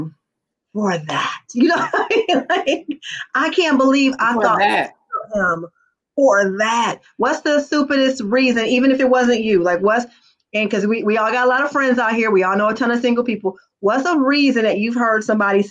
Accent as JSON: {"language": "English", "town": "Detroit", "region": "Michigan", "country": "United States", "tie": "born or raised there", "said": "I was raised on Plymouth, Wyoming, in the heart of the ghetto on the west side of Detroit"}